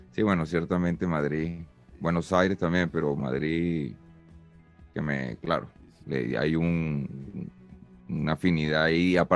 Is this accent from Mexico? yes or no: no; Venezuela; now in Spain; no termina de saber cómo, hablamos en Venezuela, pues me, confundían, claro, y, ojo, que ya tengo tres años aquí